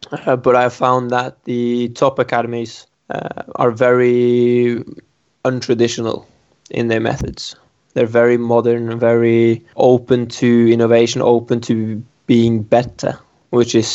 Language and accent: English; Norway; moved away as an adult; also born or lived in England; now in Nottingham, United Kingdom; I am from Norway